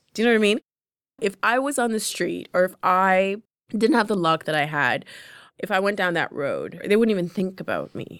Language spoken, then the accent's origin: English; London, Ontario, Canada; English is a second language; I'm from London, Ontario. I'm in Toronto. I don't know anybody. I am 15 years old.